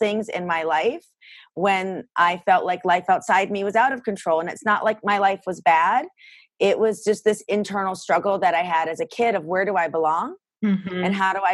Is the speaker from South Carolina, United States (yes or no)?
yes; Greenville, South Carolina, United States; also born or lived in Boston, Massachusetts; I was born in Boston and my family moved to Greenville, South Carolina when I was a kid